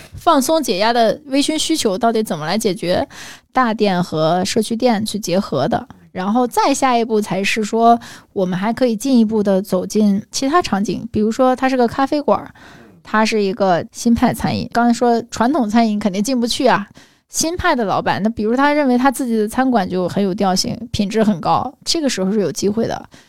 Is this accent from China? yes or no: yes; China; 这就是我们中国人喜欢的东西